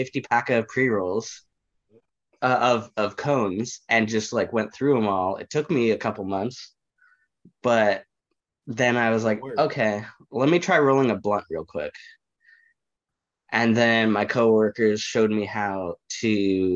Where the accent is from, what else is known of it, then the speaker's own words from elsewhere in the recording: Bay Area, California, United States; also born or lived in Chicago; So I'm from California, born and raised. I've lived in the Bay Area for the better part of my life